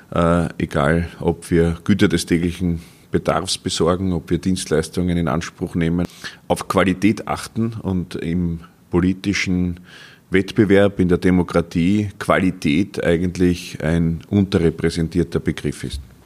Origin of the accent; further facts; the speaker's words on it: Gerasdorf bei Wien, Lower Austria, Austria; In meiner Heimatstadt Gerasdorf